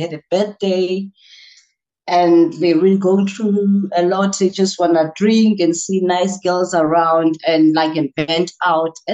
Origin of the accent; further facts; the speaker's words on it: Port Elizabeth, Eastern Cape, South Africa; I am from Port Elizabeth in the township called Gwazakele